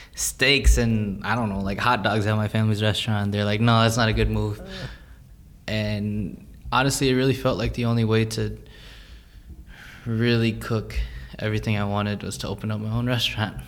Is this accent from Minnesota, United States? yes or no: yes; Minnesota, United States; growing up in Minnesota or in the United States